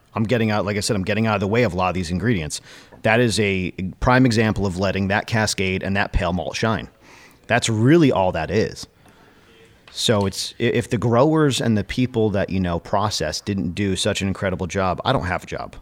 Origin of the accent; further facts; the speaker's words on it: Connecticut, United States; now in Littleton, New Hampshire, United States; growing up in Connecticut